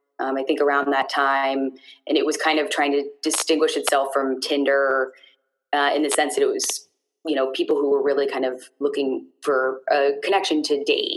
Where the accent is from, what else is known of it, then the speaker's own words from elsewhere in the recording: St. Louis, Missouri, United States; moved away as an adult; now in Boston, United States; I moved from St. Louis to Boston, I guess like 6 years ago.